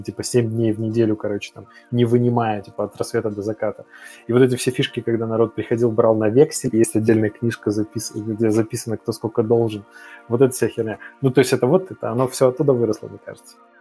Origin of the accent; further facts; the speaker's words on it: Kazakhstan; moved away; also born or lived in Belarus; я в детстве жил в Казахстане.